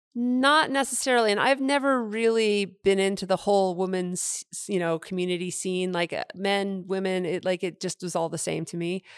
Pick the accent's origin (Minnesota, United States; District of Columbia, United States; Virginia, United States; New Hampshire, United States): New Hampshire, United States; Henniker; moved away; I grew up in New Hampshire in a small town named Henniker, New Hampshire